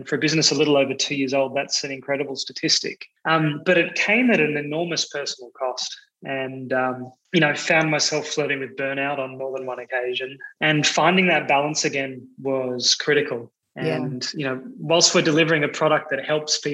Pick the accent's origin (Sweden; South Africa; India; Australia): Australia; moved away as an adult; now in Amsterdam, Netherlands; I'm Australian